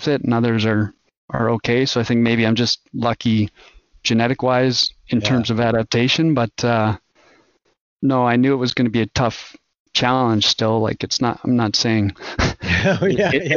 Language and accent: English; Alberta, Canada; moved away as an adult; also born or lived in Edmonton, Alberta; now in Sugar Land, Texas, United States; Alberta, Canada originally